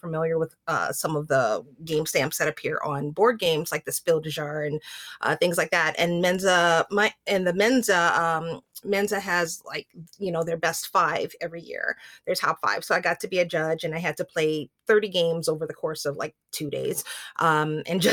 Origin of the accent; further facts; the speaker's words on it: New Orleans, Louisiana, United States; now in Grand Forks, United States; I live in Grand Forks, North Dakota. I'm originally from New Orleans, Louisiana.